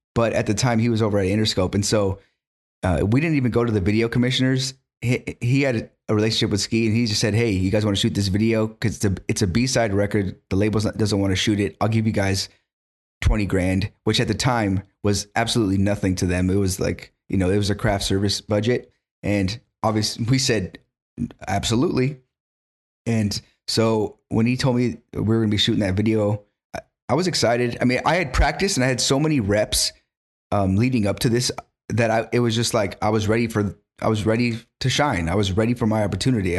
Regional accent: Carpinteria, California, United States; born and raised in Carpinteria

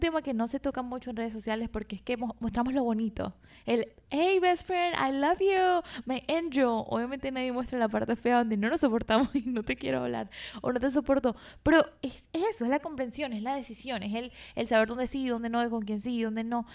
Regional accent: Venezuela; moved away; yo soy de Venezuela, donde había demasiada toxicidad

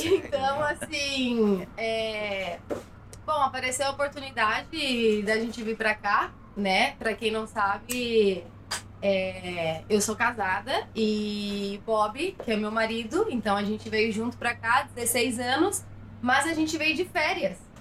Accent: Jacareí, São Paulo, Brazil; moved away as an adult; now in Barcelona, Spain; Sou de Jacareí

